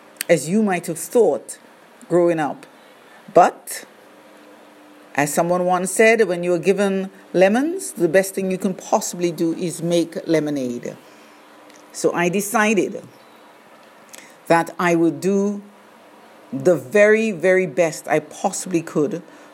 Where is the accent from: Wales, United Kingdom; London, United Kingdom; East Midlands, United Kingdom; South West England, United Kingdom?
London, United Kingdom; moved away as an adult; also born or lived in Grenada / St. Kitts; now in Barbados; I was born in the beautiful island of Grenada. As a child, I immigrated to London, England, as my parents had done so a few years before. I grew up in England, going to primary school, secondary school.